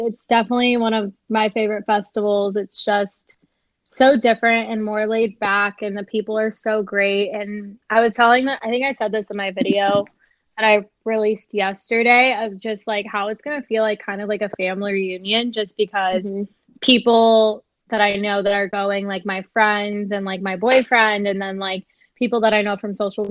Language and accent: English; Phoenix, Arizona, United States; moved away as an adult; now in Austin, United States; I'm 24 and I'm from Phoenix, Arizona.